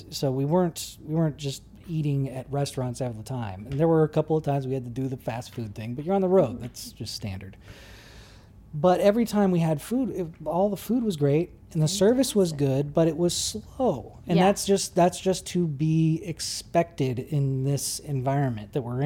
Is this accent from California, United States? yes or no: yes; Georgetown, California, United States; I grew up in Georgetown. That's pretty rural